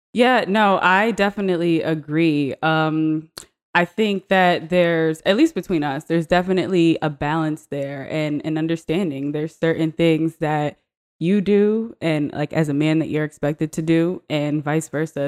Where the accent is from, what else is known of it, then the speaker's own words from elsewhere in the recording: United States; also born or lived in Guyana; we grew up in the United States